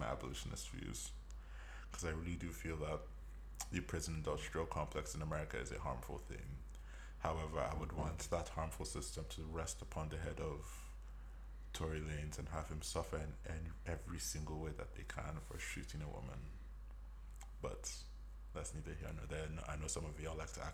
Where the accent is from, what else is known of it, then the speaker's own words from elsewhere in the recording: Jos, Plateau, Nigeria; I was born in Joss.